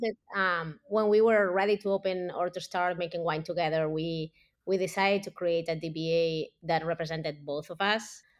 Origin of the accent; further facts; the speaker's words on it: Barcelona, Catalonia, Spain; moved away as an adult; also born or lived in California, United States; now in United States; I grew up in Barcelona as big city